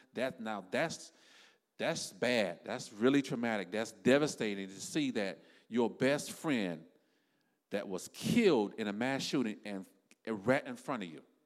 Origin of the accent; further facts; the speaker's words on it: South Florida, United States; me and my wife, we are from South Florida.